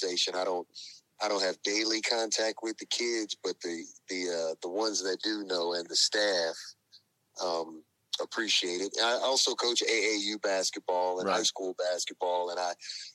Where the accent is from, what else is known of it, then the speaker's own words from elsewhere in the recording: Louisville, Kentucky, United States; moved away as an adult; now in Richmond, Virginia, United States; I am originally from Louisville, Kentucky, but I live in Richmond, Virginia, and have been here for a long, long time since college